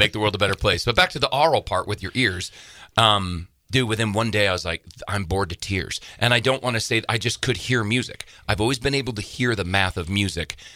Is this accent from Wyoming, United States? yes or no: yes; Casper, Wyoming, United States; moved away as an adult; now in Montana, United States; I was raised in Casper, Wyoming